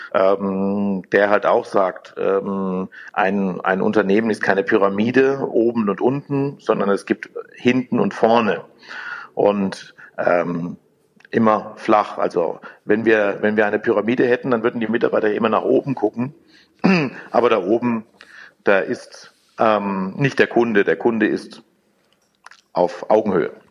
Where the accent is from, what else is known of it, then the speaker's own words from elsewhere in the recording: Germany; habe eher eine Verantwortung als Deutscher